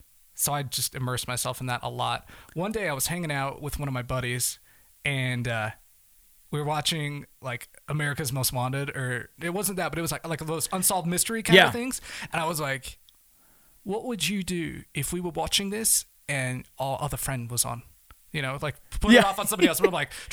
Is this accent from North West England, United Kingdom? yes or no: yes; Manchester, North West England, United Kingdom; Because they'd hear me and my accent and they're like, oh yeah, where are you from? You know, so I'm like, well, Manchester.